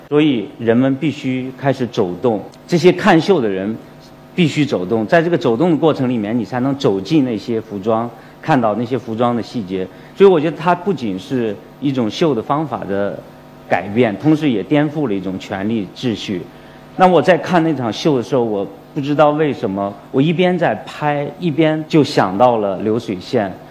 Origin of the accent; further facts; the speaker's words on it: Fenyang, Shanxi, China; accent: Shanxi dialect, Fenyang dialect; moved away; 让我从广州又去了山西，去了我的老家